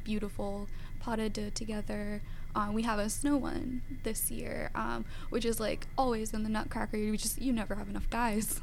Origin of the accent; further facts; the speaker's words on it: Georgia, United States; also born or lived in New Jersey / Cincinnati, Ohio / North Carolina; we moved down to Georgia when I was ten